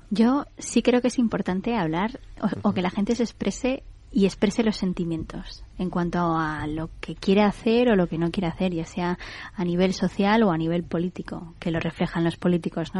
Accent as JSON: {"language": "Spanish", "region": "Community of Madrid", "country": "Spain", "tie": "born or raised there", "said": "yo porque he nacido en la Comunidad de Madrid, soy madrileña"}